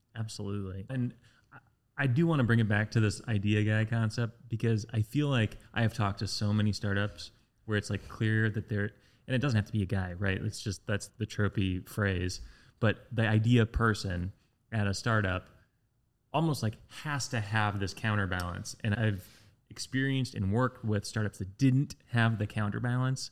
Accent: West Lafayette, Indiana, United States; when I was growing up in West Lafayette

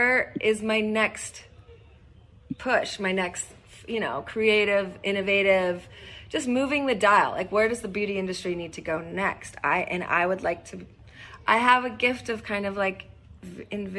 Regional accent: Northern California, United States; I grew up in Northern California

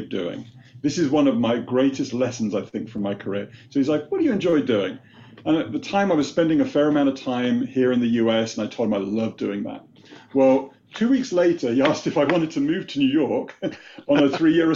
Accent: United Kingdom; moved away as an adult; now in United States; you wouldn't know it from my Boston accent, but I was born and raised in the UK

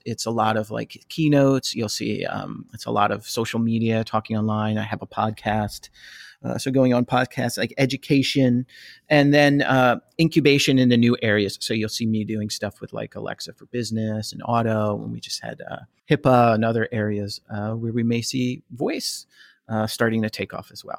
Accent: New Jersey, United States; also born or lived in outside Philadelphia, Pennsylvania; now in Philadelphia area, United States; I was born and raised in Jersey. Uh, I'm outside Philadelphia now

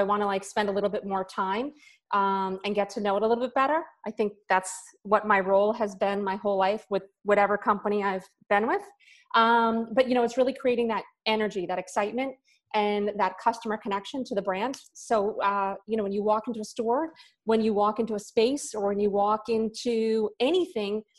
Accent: New York, United States; moved away as an adult; now in Florida, United States; I was born and raised in New York my entire life

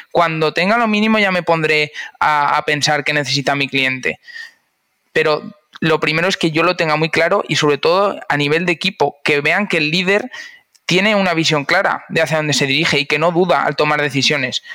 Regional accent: Cuenca, Castilla-La Mancha, Spain; moved away as an adult; now in Valencia, Spain; yo nací en Cuenca y muy digitalizado no estaba hasta que no llegué a Valencia

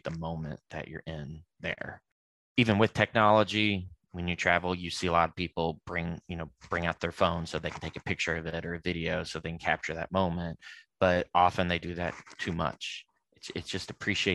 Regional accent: Louisville, Kentucky, United States; now in Indianapolis, United States; I'm from Louisville, Kentucky myself.

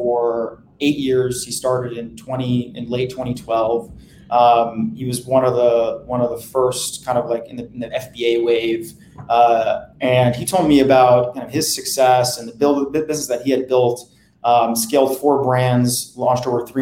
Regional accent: New Jersey, United States; moved away as an adult; also born or lived in Boston; now in New York, United States; I grew up in New Jersey. So I was always staring across the river at New York

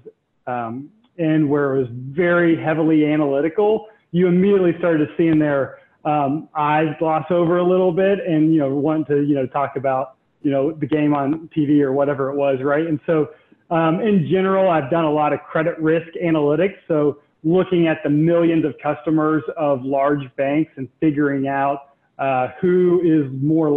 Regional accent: Charlotte, North Carolina, United States; I grew up here in Charlotte

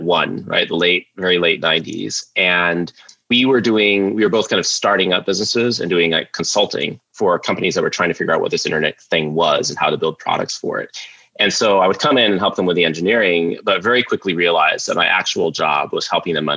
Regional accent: Sioux Falls, South Dakota, United States; I grew up in Sioux Falls, South Dakota, just a shy kid there

